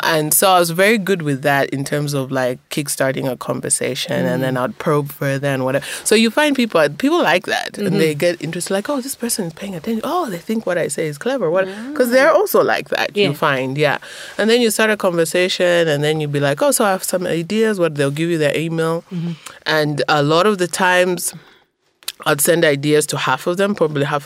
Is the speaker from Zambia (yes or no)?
yes; Zambia; I'm a journalist from Zambia